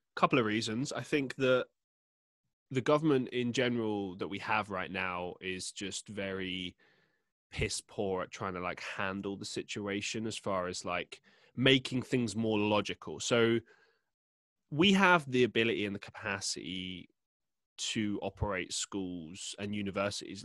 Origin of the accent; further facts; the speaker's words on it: London, United Kingdom; moved away as an adult; now in Manchester, United Kingdom; I grew up in London